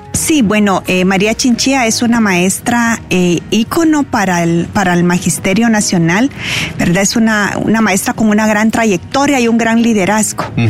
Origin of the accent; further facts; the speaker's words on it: Puerto Barrios, Izabal, Guatemala; moved away; Yo crecí en Puerto Barrios